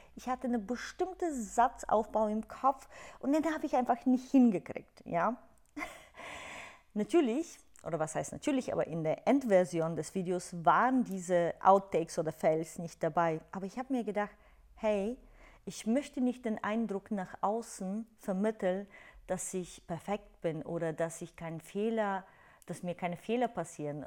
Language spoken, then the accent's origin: German; Bulgaria; German is a second language; moved away; du hörst es ja in meiner Aussprache, ich komme aus Bulgarien, habe meinen Akzent, ich habe auch keine perfekte Grammatik.